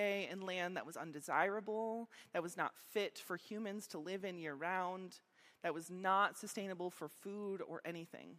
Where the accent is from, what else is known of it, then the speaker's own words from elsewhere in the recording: Meadville, Pennsylvania, United States; also born or lived in Slippery Rock; I grew up here in Meadville.